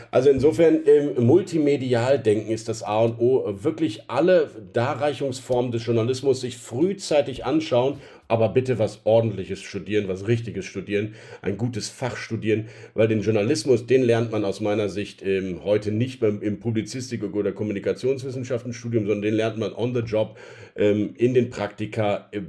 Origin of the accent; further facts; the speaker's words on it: Rhineland, Germany; dieses Nicht-Aufgeben wollen und die Grundoptimismus, den ich als Rheinländer ja ohnehin im Herzen verpflanzt habe